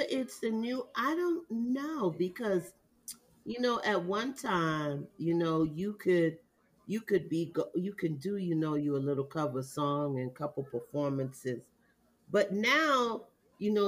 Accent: Jamaica; I'm Jamaican

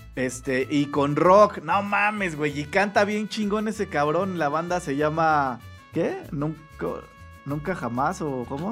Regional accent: Mexico; somos somos mexicanos

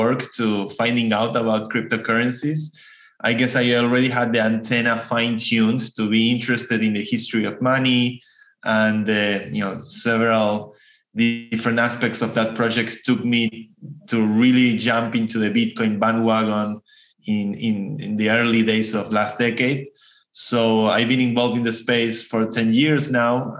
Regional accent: Argentina; accent: Argentine; English is a second language; I'm from Argentina. That's where my accent comes from.

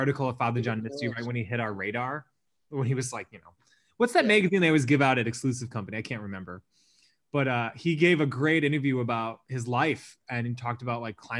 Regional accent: Upper Peninsula of Michigan, United States; moved away; also born or lived in Milwaukee; I'm from Upper Michigan

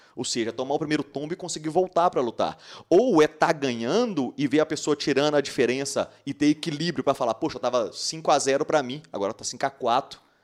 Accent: Patos de Minas, Minas Gerais, Brazil; moved away as an adult; now in Uberlândia, Brazil; eu sou de Patos de Minas, né, cidade do interior de Minas Gerais

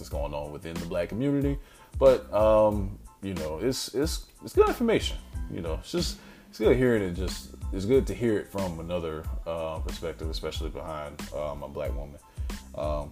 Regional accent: South Carolina, United States; South Carolina, my home state

